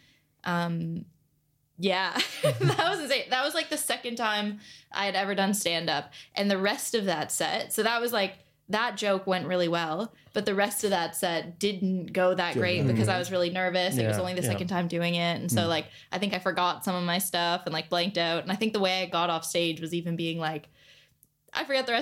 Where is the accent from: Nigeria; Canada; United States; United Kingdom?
Canada; moved away as an adult; now in Australia